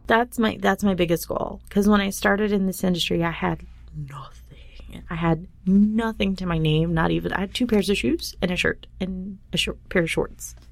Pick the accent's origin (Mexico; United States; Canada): United States; Dallas, Texas; I grew up in Dallas, Texas and very repressed area